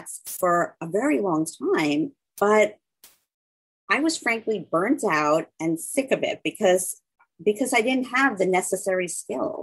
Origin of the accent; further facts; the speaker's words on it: Long Island, New York, United States; moved away as an adult; I grew up on Long Island